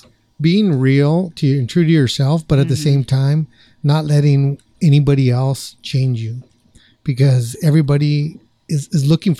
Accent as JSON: {"language": "English", "town": "Placentia", "region": "California", "country": "United States", "tie": "born or raised there", "moved": "yes", "lives_now": "Whittier, United States", "said": "out of my hometown in Placentia"}